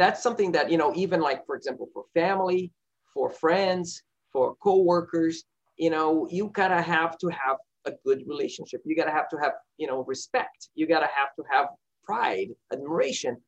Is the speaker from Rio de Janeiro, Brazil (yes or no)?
yes; Rio de Janeiro, Brazil; moved away; the rio the my hometown